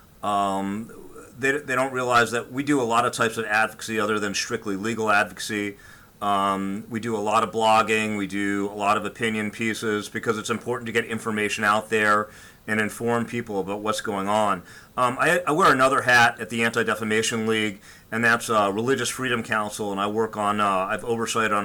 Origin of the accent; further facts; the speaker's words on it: New York area, United States; moved away as an adult; now in South Florida, United States; I grew up in the New York area and went to Brooklyn Law School